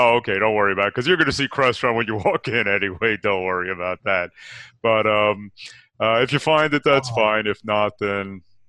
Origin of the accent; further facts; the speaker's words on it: New York, United States; now in Virginia, United States; I'm in Virginia, so we can. And I, by the way, I grew up in New York